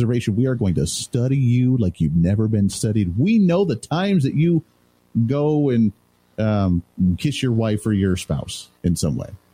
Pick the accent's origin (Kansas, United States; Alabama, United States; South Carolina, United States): Kansas, United States; Wichita; I hail from Wichita, Kansas